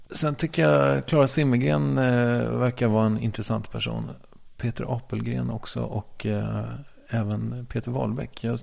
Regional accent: Strängnäs, Södermanland, Sweden; also born or lived in Malmö; Jag kommer från Strängnäs och där pratar man ju lite mer så här som

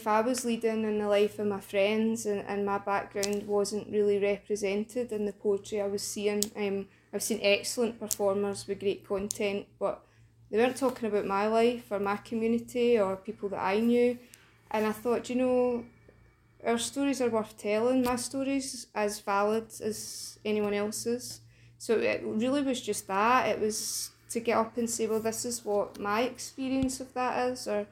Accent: Glasgow, Scotland, United Kingdom; I grew up in Cranhill in the east end of Glasgow.

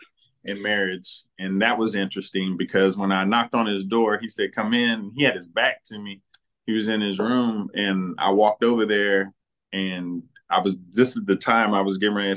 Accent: Ohio, United States; I grew up in Ohio

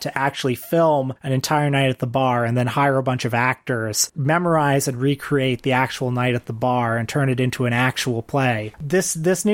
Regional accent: Canada; I'm Canadian.

